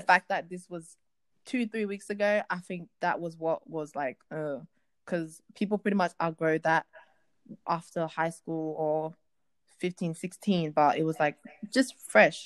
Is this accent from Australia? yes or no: yes; Australia; I'm an Australian girl, like an African Australian